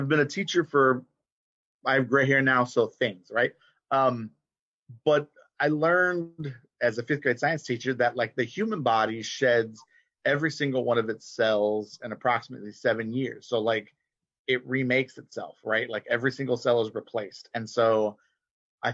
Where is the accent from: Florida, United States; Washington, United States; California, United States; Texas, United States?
Texas, United States; Gulf Coast; a kid growing up in Texas, in the U.S. Southwest, but then also a Gulf Coast kid